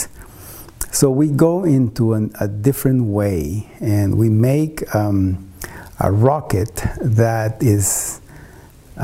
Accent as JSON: {"language": "English", "country": "Costa Rica", "moved": "yes", "said": "in Costa Rica, my home country"}